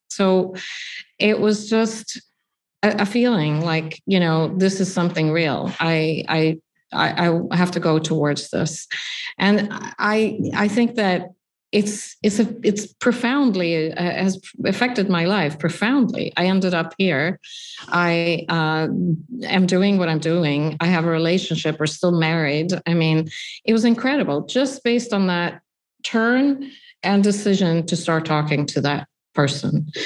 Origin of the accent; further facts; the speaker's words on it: Sweden; now in New York, United States; I grew up in Sweden